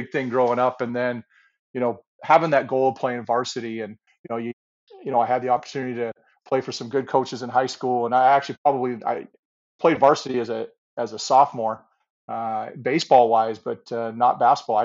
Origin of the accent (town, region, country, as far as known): Ferndale, Washington, United States; born or raised there; moved away as an adult; also born or lived in San Diego, California; now in British Columbia, Canada